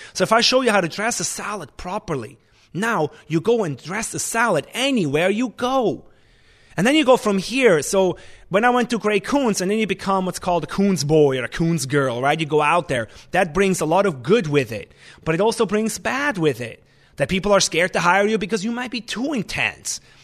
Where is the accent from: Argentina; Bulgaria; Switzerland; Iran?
Switzerland; English is a second language; moved away as an adult; also born or lived in New York, United States / Lanai, Hawaii, United States; now in Vermont, United States; I came from Switzerland